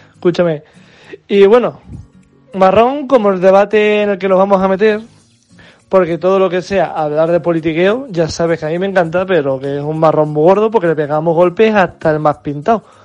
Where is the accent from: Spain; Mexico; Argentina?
Spain; como buenos españoles